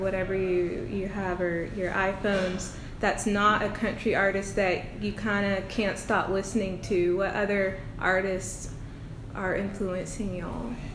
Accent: American South, United States; an American Southern girl

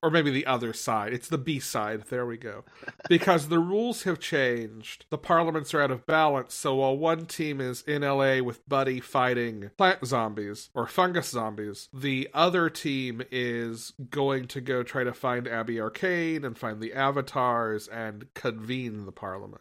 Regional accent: United States; moved away; my hometown is already in the U S.

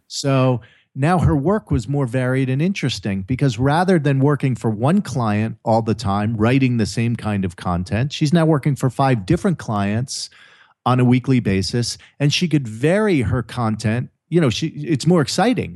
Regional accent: New Jersey, United States; moved away as an adult; also born or lived in Maryland; now in California, United States; growing up, uh, you know, in the mean streets of Jersey

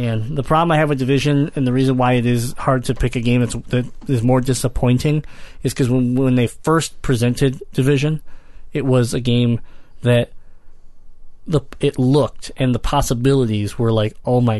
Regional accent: Michigan, United States; I'm from Michigan

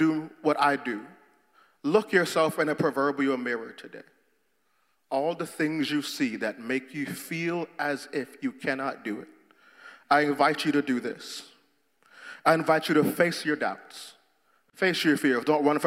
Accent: Jamaica; moved away; I'm Jamaican

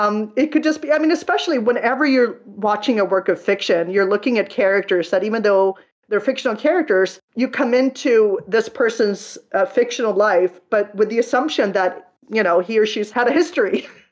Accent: Sweden; English is a second language; I mean, where I grew up in Sweden, I had never heard of Daredevil until the Daredevil movie came out in 2003

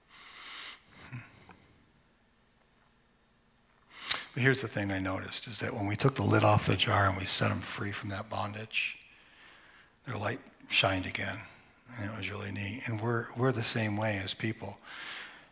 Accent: Vermont, United States; My sister and I, we grew up in Vermont

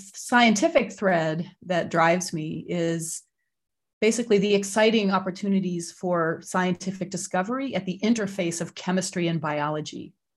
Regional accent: Lexington, Massachusetts, United States; also born or lived in Boston; So I am a New Englander. I was born in 1966 in Boston, Massachusetts, and I grew up in a town called Lexington

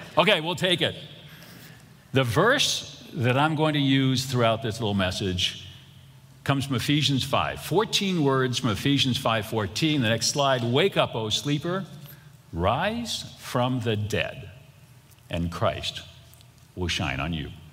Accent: Boston, Massachusetts, United States; I grew up in Boston, and I grew up Catholic in Boston

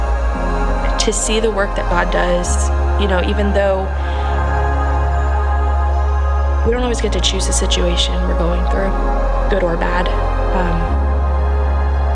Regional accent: Montana, United States; I was born in Montana

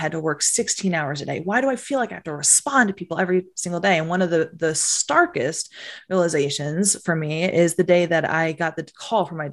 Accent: New Jersey, United States; I was from Jersey. I was this Jersey girl

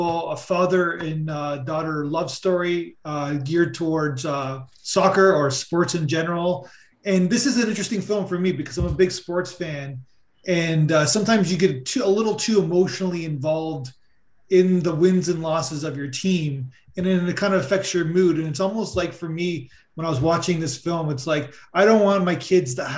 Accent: Buffalo, New York, United States; I'm from the Buffalo area

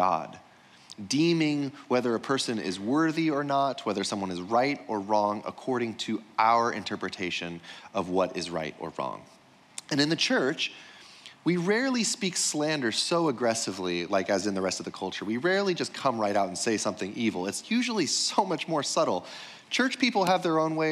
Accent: United States; growing up in America

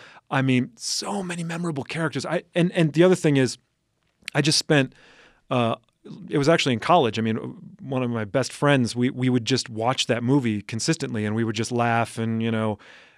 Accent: Upper Midwest, United States; But I'm also from the Upper Midwest.

